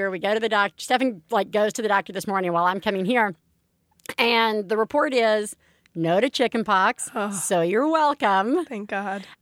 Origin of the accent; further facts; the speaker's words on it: New York, United States; you know, as a New Yorker, as a former New Yorker, I'm like, please fucking don't be bed bugs.